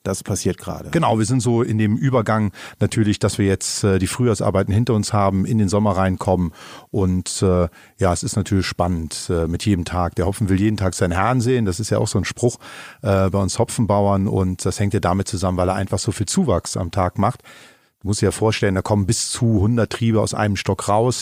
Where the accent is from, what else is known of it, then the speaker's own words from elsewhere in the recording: Eifel, Germany; hier bei uns in der Eifel